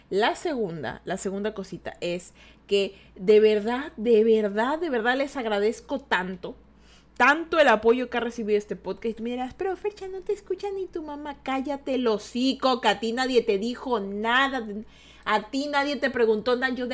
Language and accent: Spanish; Ecuador; yo soy de Ecuador, ¿ya? Yo soy de Ecuador. ¿Tú sabes dónde está Ecuador? Exacto, en la línea equinoxial de Ecuador, la línea también invisible. Es decir, que nosotros somos un país invisible.